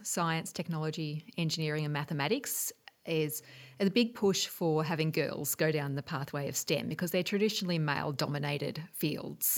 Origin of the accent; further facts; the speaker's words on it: Geelong, Victoria, Australia; also born or lived in Melbourne, Australia / Washington, United States; I grew, I grew up in Geelong